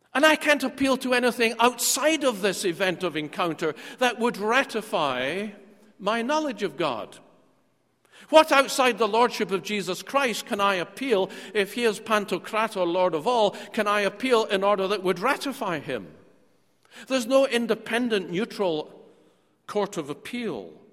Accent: Scotland, United Kingdom; moved away; I'm a Scot and I'm often back in Scotland

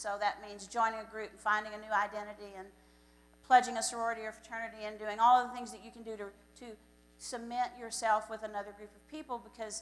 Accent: Floydada, Texas, United States; I grew up in Floydada, Texas

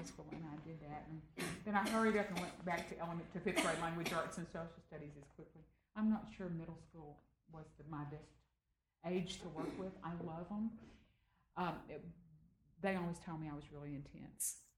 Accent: Austin, Texas, United States; I still sound like I came from Austin, Texas.

